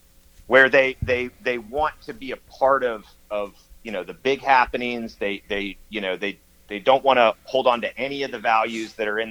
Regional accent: United States; moved away as an adult; also born or lived in Los Angeles, California; now in Southern Missouri, United States; I grew up in the D.C. area, but it was like Northern Virginia and D.C. I was born in Washington D.C.

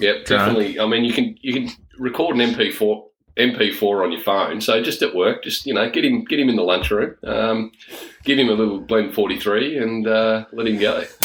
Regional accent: Tasmania, Australia; we're from Tassie

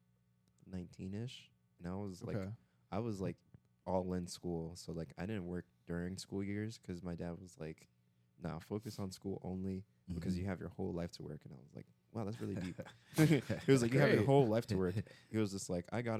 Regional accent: New York City, New York, United States; I am a residential New Yorker. I was born in like the island of Manhattan

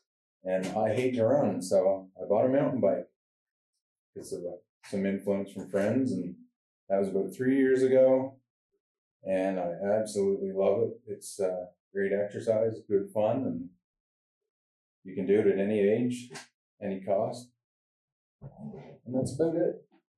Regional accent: New Brunswick, Canada; I'm 43 from New Brunswick.

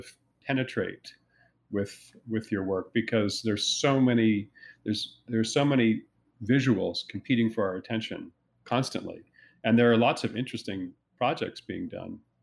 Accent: New Jersey, United States; where I was growing up in New Jersey

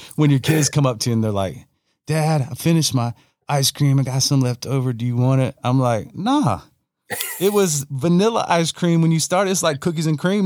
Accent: Newberry, Florida, United States; also born or lived in Gainesville, Florida; I'm born in Gainesville, raised in raised in Newberry

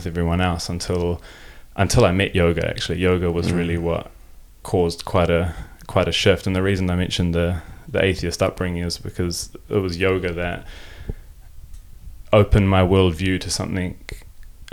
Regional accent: New Zealand; first language German; English is a second language; I was born in Aotearoa, New Zealand. Aotearoa is the indigenous name for New Zealand, and have German parents. So I grew up in New Zealand to German parents

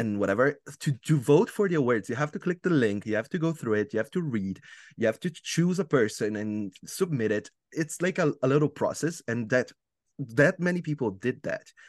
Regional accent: Italy; English is a second language; am from Italy

